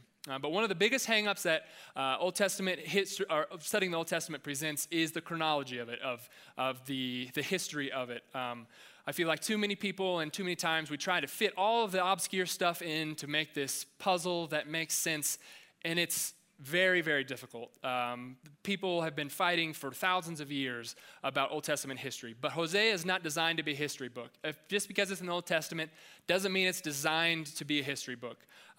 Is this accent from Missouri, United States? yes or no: yes; Joplin, Missouri, United States; because I came from Joplin, where it's Tornado Alley.